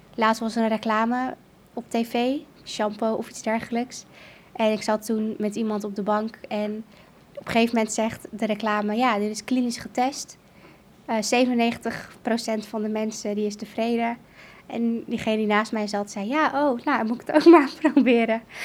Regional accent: Emmeloord, Flevoland, Netherlands; moved away as an adult; also born or lived in Kurdistan; Ik ben opgegroeid in Nederland in Emmeloord

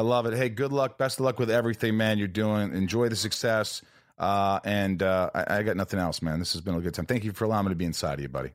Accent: Indiana, United States; also born or lived in New York; I was born in New York, but I grew up in Indiana

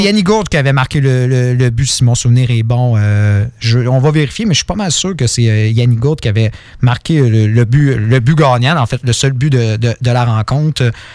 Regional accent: Quebec, Canada; on est québécois

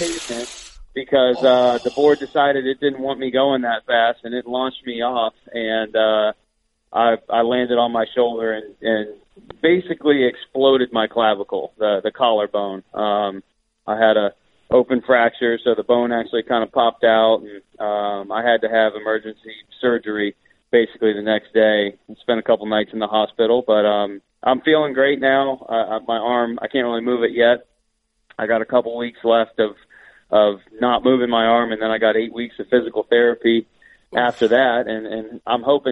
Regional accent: Orlando, Florida, United States; moved away; also born or lived in Colorado; I grew up in Orlando

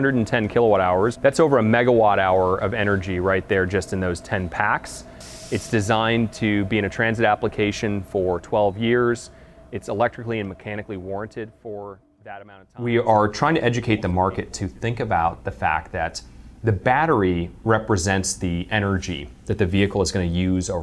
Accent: United States; As an American

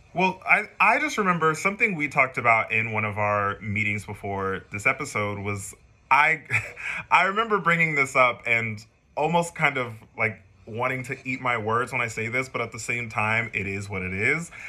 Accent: San Antonio, Texas, United States; moved away; i am originally from San Antonio, Texas

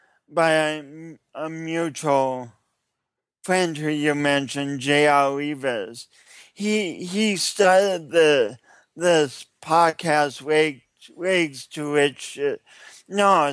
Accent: England, United Kingdom; And then I'm an English person, and I've been chasing this book around

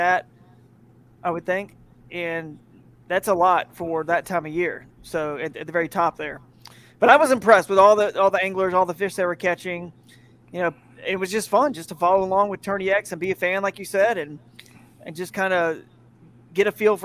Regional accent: Atlanta, Georgia, United States; moved away as an adult; also born or lived in Fort Worth, Texas / Charlotte, North Carolina; I grew up in the Atlanta area, so I used to be a Falcons fan

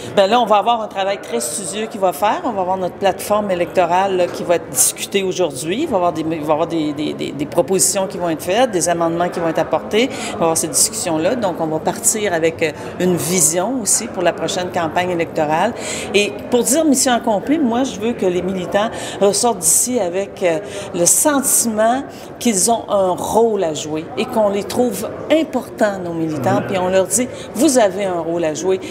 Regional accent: near Quebec City, Canada; je suis né euh, tout près de Québec, à une, centaine de kilomètres à l'est de Québec, sur la rive sud de Québec, dans la vallée du Saint-Laurent. Je suis né sur une ferme

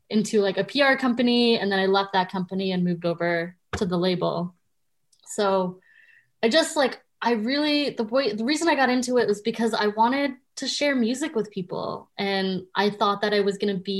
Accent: Canada; I, as most Canadian kids, wanted to be a Much Music VJ

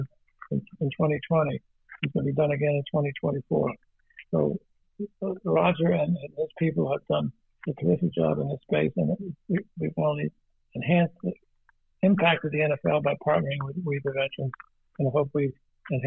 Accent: New Jersey, United States; I grew up in New Jersey, and New Jersey, New York area, an immigrant Italian

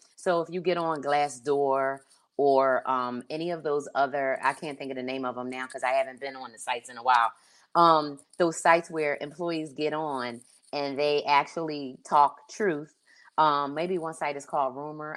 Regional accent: Philadelphia, Pennsylvania, United States; also born or lived in Delaware; now in Pacific Northwest, United States; I grew up in Philly

